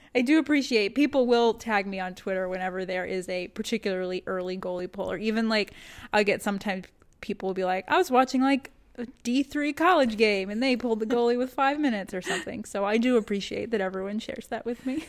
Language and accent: English; Texas, United States; moved away; also born or lived in Northeast US; I grew up in Texas